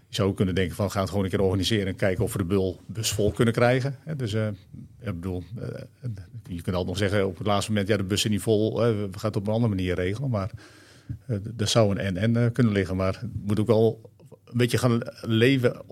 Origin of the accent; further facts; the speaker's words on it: Friesland, Netherlands; Vroeger in Friesland, waar ik geboren ben.